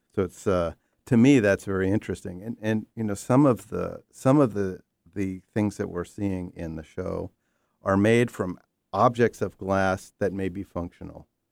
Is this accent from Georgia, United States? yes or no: no; New York, United States; born or raised there